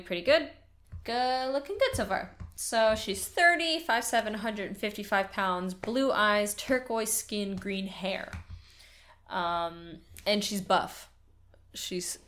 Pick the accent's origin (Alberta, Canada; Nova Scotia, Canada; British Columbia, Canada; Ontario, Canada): Nova Scotia, Canada; also born or lived in Quebec; I grew up partially in Nova Scotia, where we live now, and partially in Quebec, where I've lived before.